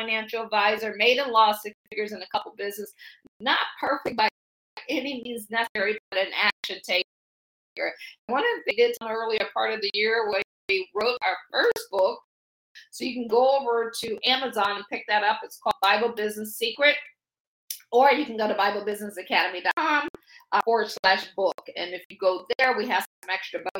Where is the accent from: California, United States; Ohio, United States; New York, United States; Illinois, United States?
Ohio, United States; Akron; moved away as an adult; also born or lived in Washington, D.C. area / Baltimore / Boston / Pittsburgh; I'm from Akron. I always say I grew up shy, sheltered, in church basically 6 days a week